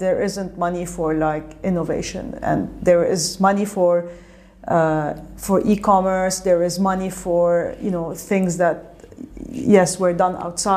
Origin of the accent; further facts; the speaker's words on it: Lebanon; moved away as an adult; now in the Gulf; I grew up in Lebanon